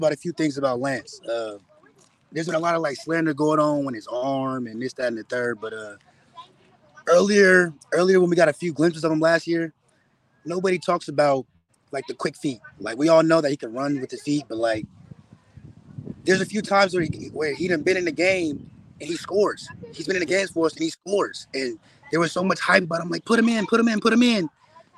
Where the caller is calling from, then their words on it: Marin County, California, United States; I'm calling from Marin